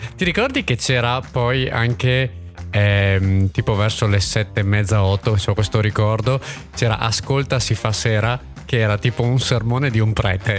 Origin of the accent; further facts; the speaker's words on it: Villafranca di Verona, Veneto, Italy; io sono di Villafranca di Verona